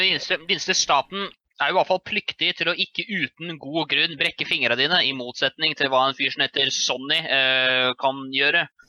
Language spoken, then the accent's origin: Norwegian; Norway; jeg kommer jo fra Norge